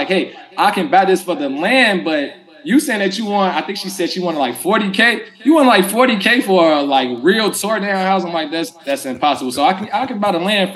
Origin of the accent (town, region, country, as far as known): Chicago, Illinois, United States; born or raised there